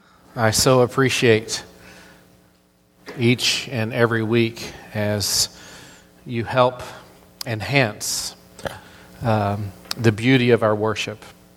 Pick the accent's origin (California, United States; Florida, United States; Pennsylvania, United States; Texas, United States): Florida, United States; accent: southern; also born or lived in Tennessee / North Carolina; As growing up in Florida, a lot of people, whenever I tell people that I'm from Florida, they're just like, you don't sound like you're from Florida. Well, I spent a whole lot of years in Tennessee and North Carolina, and so I have this a little bit of a southern accent.